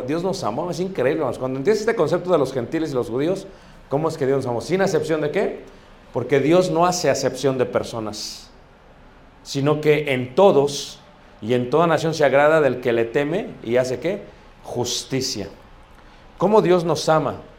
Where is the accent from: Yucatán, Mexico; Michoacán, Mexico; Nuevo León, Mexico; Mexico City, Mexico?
Mexico City, Mexico; yo crecí cerca de Iztapalapa